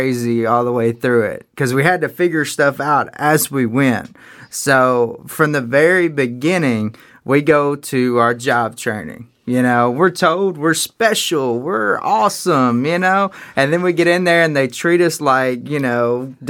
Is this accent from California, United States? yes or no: no; North Carolina, United States; I'm from North Carolina